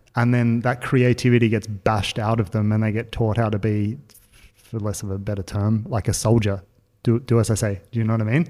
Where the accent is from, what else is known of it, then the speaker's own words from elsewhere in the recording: Australia; now in Berlin, Germany; being an Australian